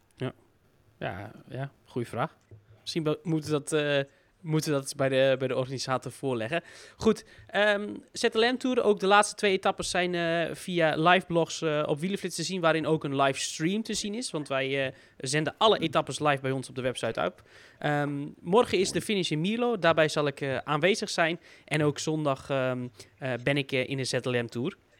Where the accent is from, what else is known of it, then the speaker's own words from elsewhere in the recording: Netherlands; vanuit Nederlands oogpunt